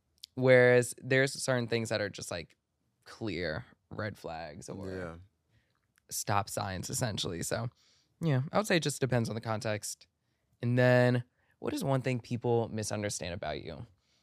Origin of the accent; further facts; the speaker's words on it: Maryland, United States; it's a song that will always and forever remind me of my first home that I grew up in Maryland.